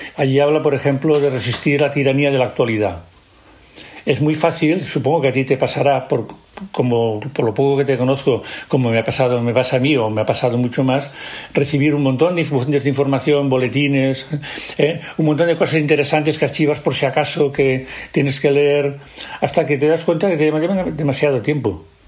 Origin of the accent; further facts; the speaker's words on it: Catalonia, Spain; en Cataluña estábamos desorientados